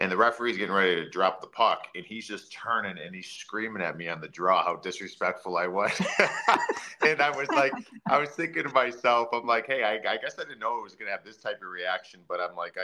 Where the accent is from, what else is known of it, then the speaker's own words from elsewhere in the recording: Cleveland, Ohio, United States; I grew up in Cleveland, and I was always a big framed kid